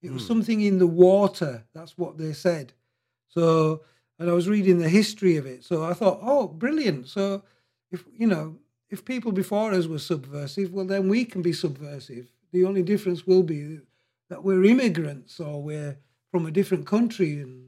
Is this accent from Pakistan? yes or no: yes; Mandra, Punjab, Pakistan; born there; I was born in just outside Rawalpindi, and I was born in this place called Mandra, which is notorious for murderers.